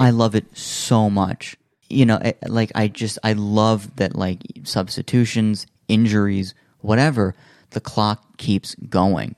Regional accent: United States; as an American living in America

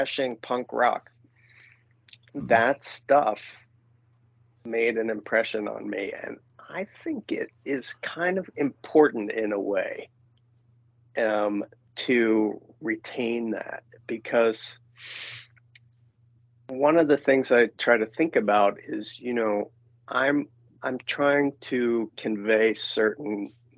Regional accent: New York City, New York, United States; moved away; I grew up in New York City, and it was very edgy

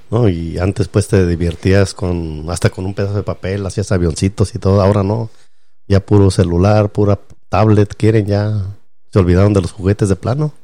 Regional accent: Mexico; de chiquito siempre ahí en México

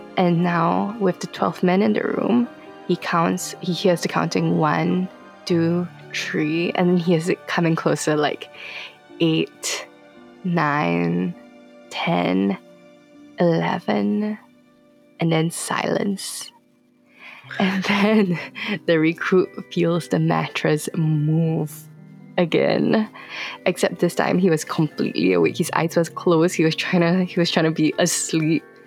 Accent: Singapore; I'm from Singapore, and funny story, I was born in Yishun, which is somewhat considered the dodgiest part of Singapore

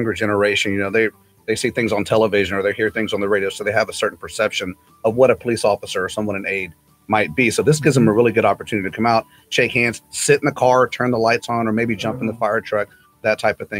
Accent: Texas City, Texas, United States; I can say that I'm from Texas City, so and there are plenty out there.

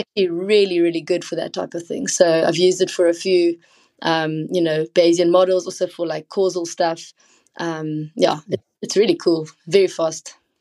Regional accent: South Africa; I come from South Africa

